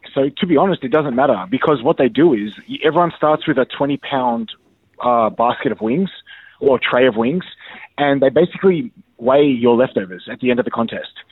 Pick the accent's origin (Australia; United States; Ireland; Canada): Australia; I'm that Aussie guy